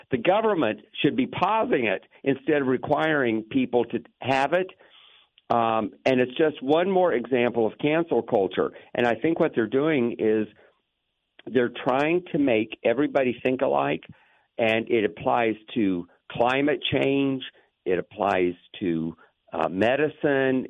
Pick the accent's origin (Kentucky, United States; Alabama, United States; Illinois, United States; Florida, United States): Florida, United States; Lakeland; I grew up in Lakeland